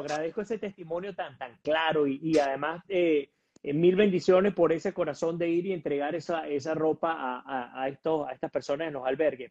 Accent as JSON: {"language": "Spanish", "country": "Venezuela", "moved": "yes", "lives_now": "United States"}